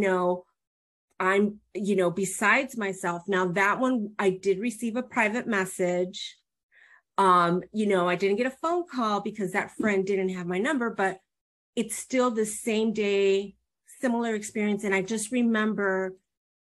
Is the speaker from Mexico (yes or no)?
yes; Mexico; We're from Mexico